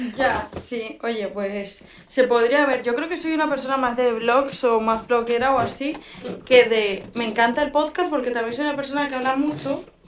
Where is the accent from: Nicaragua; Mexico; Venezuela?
Venezuela; moved away